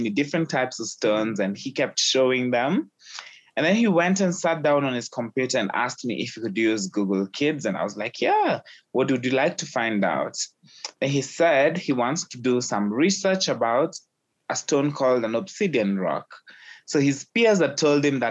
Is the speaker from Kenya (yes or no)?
yes; Kenya; having been born and raised in Kenya